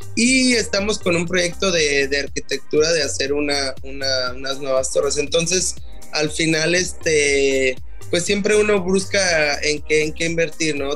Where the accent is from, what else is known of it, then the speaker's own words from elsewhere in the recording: Mexico; moved away as an adult; also born or lived in Germany / Qatar; me fui de México, ¿no? Cuando me fui de México a Alemania